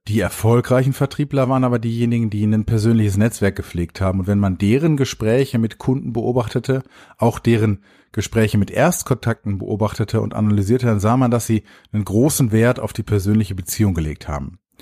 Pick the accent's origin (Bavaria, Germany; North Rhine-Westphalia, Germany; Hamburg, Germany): North Rhine-Westphalia, Germany; Dortmund; Ich komme ja aus Dortmund